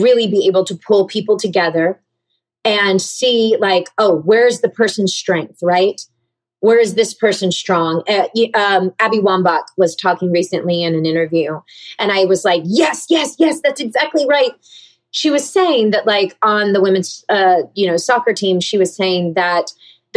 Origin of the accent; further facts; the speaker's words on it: Georgia, United States; now in California, United States; growing up in the South